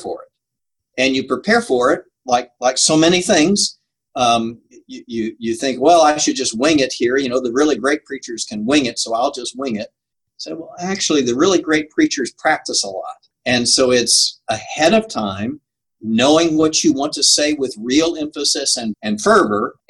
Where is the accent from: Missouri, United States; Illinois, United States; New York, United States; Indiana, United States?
Missouri, United States; St. Louis; I grew up in St. Louis